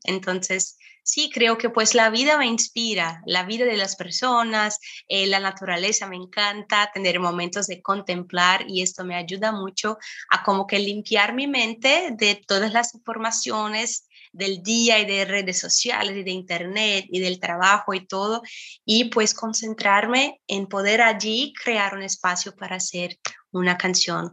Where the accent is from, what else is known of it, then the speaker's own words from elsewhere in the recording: Brazil; Spanish is a second language; yo soy aquí de Brasil